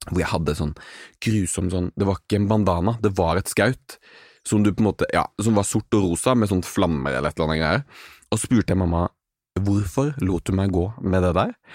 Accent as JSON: {"language": "Norwegian", "town": "Arendal", "region": "Agder", "country": "Norway", "said": "alltid at jeg er fra Arendal, men når folk er sånn 'Å ja, Arendal', så skjønner jeg at de vet hva Arendal er."}